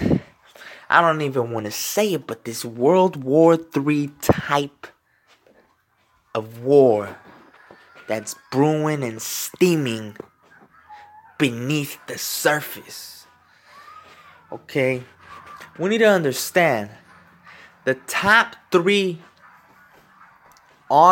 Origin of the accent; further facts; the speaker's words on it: United States; I am in the United States. I am American born.